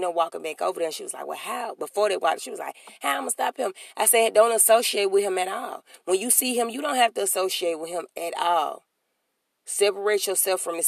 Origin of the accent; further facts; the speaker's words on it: Alabama, United States; I'm from Alabama. Alabama